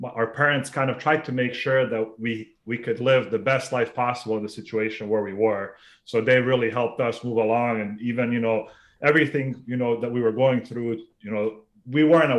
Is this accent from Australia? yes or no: no; Sarajevo, Federation of Bosnia and Herzegovina, Bosnia & Herzegovina; moved away; So I was originally born in what was the former Yugoslavia then, back in the 80s. I was born in Sarajevo, which is now Bosnia. Yep. I'm of Bosnian Serb origin. And I lived there until 1995.